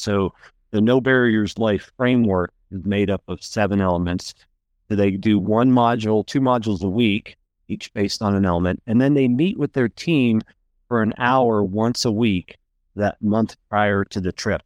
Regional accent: Pennsylvania, United States; moved away; also born or lived in North Carolina; I'm from Pennsylvania

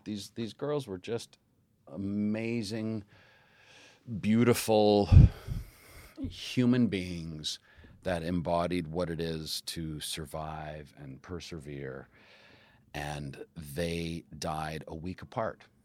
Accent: Calgary, Alberta, Canada; I did theater growing up in Calgary.

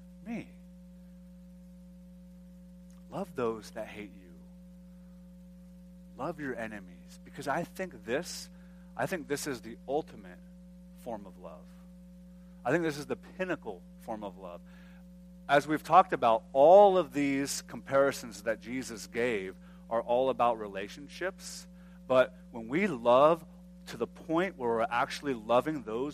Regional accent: United States; being an American

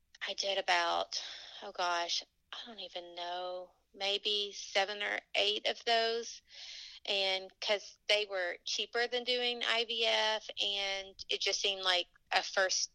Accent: Tennessee, United States; accent: Southern; now in Louisville, United States; I am from Tennessee, but I currently live in Louisville, Kentucky.

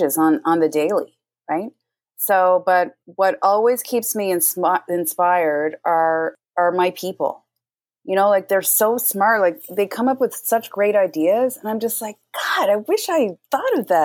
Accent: The Rock, Newfoundland and Labrador, Canada; from The Rock, J Rock

